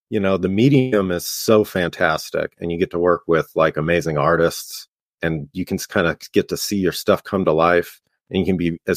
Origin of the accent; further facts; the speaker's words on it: Los Angeles, California, United States; I'm from LA. I'm from like the Lockerson, Glendale area, so kind of like a suburb in Los Angeles.